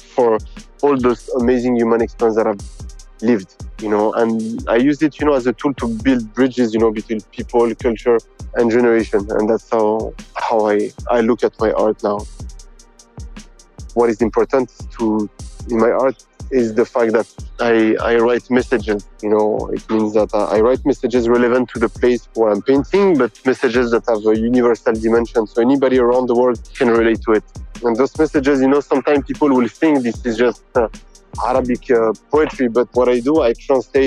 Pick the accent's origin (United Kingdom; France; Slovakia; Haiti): France; born and raised in France from Tunisian parents